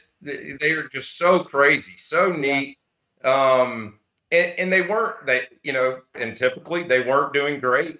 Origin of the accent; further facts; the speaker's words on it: Birmingham, Alabama, United States; growing up in Birmingham, Alabama